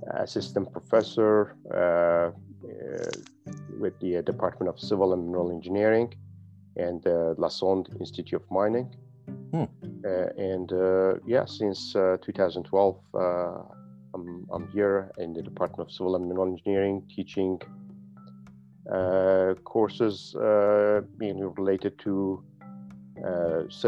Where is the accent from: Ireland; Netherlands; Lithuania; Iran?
Iran; near Kurdistan; moved away as an adult; also born or lived in Tehran, Iran / Quebec City, Canada; now in Canada; I was an instructor at University of Kurdistan in near my hometown in Iran, west of Iran. And then in 2005, I moved to Canada